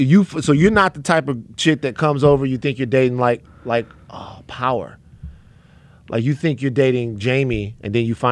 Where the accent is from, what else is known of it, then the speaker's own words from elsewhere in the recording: Baton Rouge, Louisiana, United States; I'm not one. People might. I'm from South Baton Rouge.